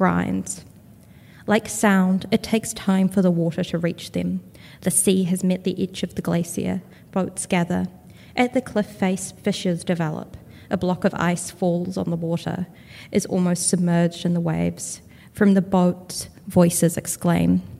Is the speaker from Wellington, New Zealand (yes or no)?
yes; Wellington, New Zealand; I'm from Wellington, New Zealand.